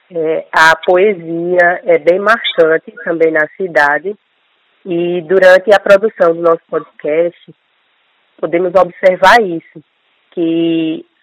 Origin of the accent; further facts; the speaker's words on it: Tabira, Pernambuco, Brazil; sou enfermeira. Nasci em Tabira, que é conhecida como a cidade das traduções.